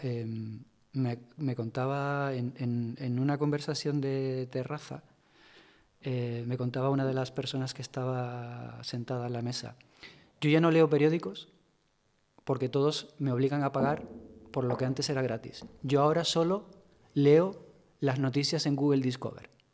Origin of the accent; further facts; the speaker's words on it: Tenerife, Canary Islands, Spain; moved away; also born or lived in Madrid; en mi tierra, Tenerife